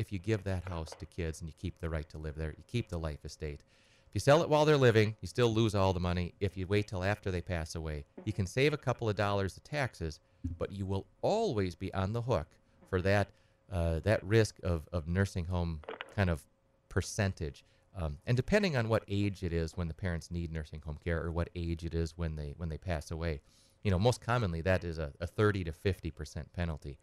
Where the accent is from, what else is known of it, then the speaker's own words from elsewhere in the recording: Edgar, Wisconsin, United States; I'm from Edgar. and, uh, I grew up on a kind of a little small farm